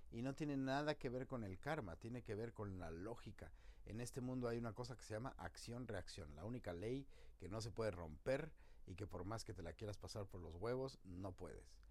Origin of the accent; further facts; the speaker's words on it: Mexico; Como mexicanos tenemos que empezar a ponernos pilas.